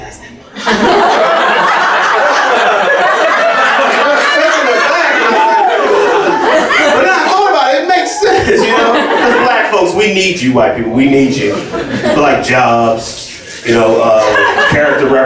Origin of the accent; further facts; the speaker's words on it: Baltimore, Maryland, United States; I'm from from Baltimore.